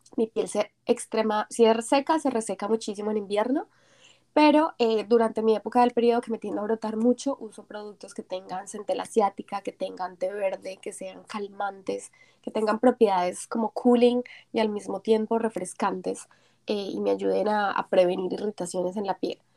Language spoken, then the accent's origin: Spanish; Colombia; now in South Korea; Cuando yo vine de Colombia mi primera vez me quedé aterrada porque en Colombia no teníamos nada así